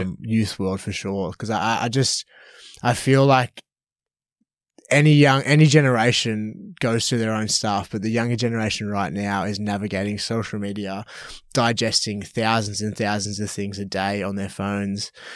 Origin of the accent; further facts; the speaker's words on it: Melbourne, Victoria, Australia; moved away as an adult; also born or lived in Canberra / Gold Coast; I'm originally from Melbourne